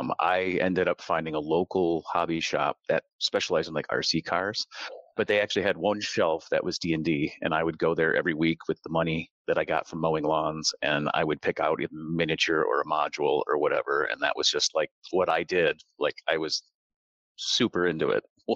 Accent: Michigan, United States; I grew up in Michigan

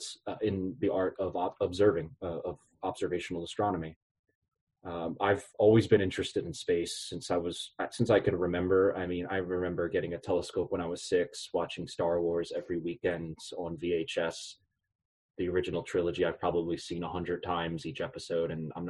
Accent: Philadelphia, Pennsylvania, United States; moved away as an adult; now in Brownsville, United States; I'm originally from Philadelphia, Pennsylvania

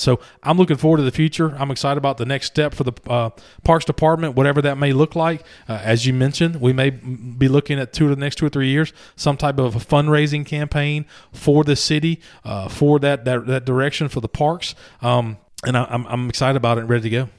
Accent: Louisiana, United States; moved away; junior high, we call it in Louisiana, at least in my hometown

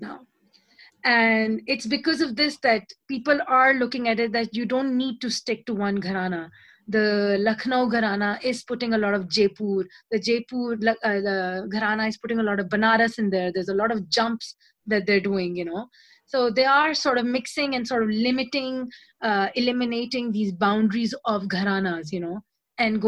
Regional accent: Pakistan; now in Lyon, France; I have such a mixed history of being a Pakistani, learning from my Bengali Christian Hindu teacher in Pakistan

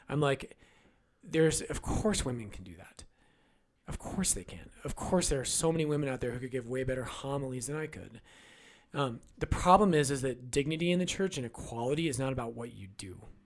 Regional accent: United States; as American Catholics

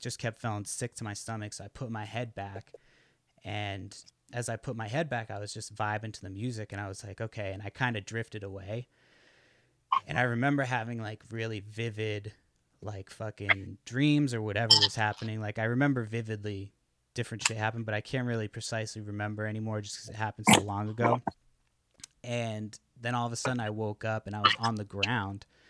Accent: Brockton, Massachusetts, United States; moved away as an adult; now in Olympic Peninsula, Washington, United States; I go to a Brockton public school

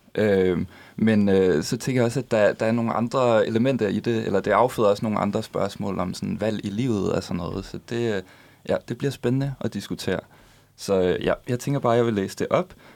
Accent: Funen, Southern Denmark, Denmark; now in Copenhagen, Denmark; jeg er Fynbo

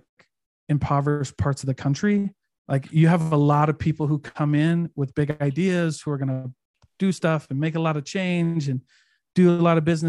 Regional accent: Keokuk, Iowa, United States; moved away; also born or lived in Provo, Utah; I'm from Keokuk

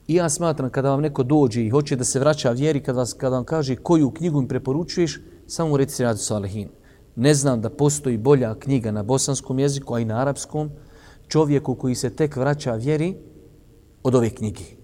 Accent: Bosnia & Herzegovina; kod nas u Bosni

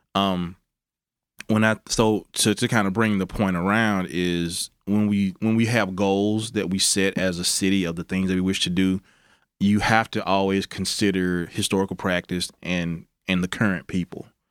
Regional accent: Mississippi Delta, United States; also born or lived in Arkansas / Tennessee; now in Memphis, United States; growing up in the Mississippi Delta, Memphis was the closest big city.

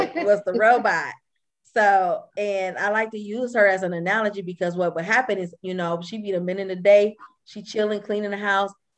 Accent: Flint, Michigan, United States; moved away; I'm from Flint, Michigan.

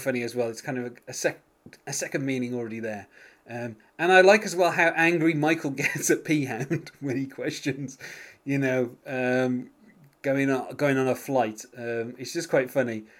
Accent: United Kingdom; being British

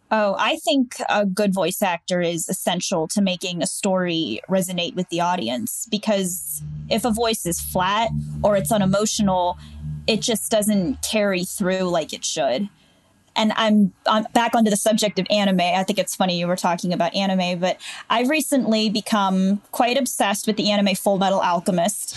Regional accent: Canfield, Ohio, United States; also born or lived in Latrobe, Pennsylvania; I'm from Canfield, Ohio

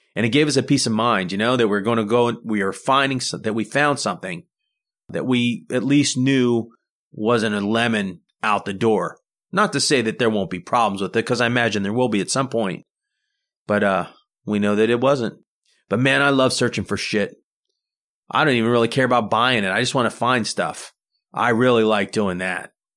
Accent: United States; We're typical American family.

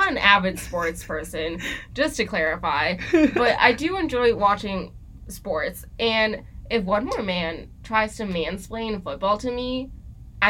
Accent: Mexico; I was born in Mexico.

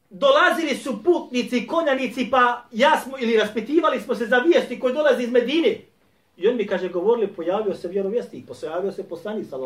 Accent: Bosnia & Herzegovina; Kod nas u Bosni i Hercegovini u većini džamija uči šta traka ili CD ili kompjuter kako su već sproveli.

